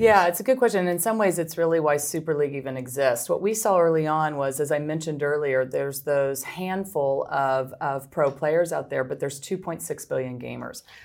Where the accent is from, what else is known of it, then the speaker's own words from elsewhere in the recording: Midwest, United States; moved away; also born or lived in Philadelphia; I'm from the Midwest originally